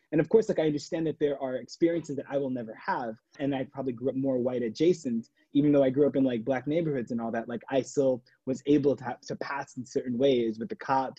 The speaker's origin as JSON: {"language": "English", "country": "United States", "moved": "as an adult", "lives_now": "London, United Kingdom", "said": "I've always been the only Muslim on set. And it's been quite a new thing for me to just kind of navigate the space. You know, coming from the United States, there was a separation of having an Asian identity and having like a Muslim identity."}